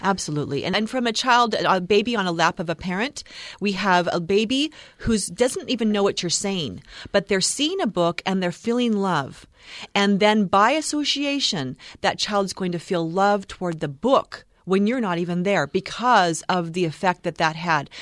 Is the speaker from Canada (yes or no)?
no; Oregon, United States; moved away; I'm from Oregon